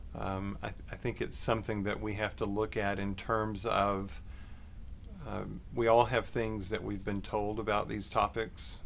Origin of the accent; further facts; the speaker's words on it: Longview, Texas, United States; also born or lived in McKinney, Texas; I grew up in Texas, uh, East Texas, in Longview.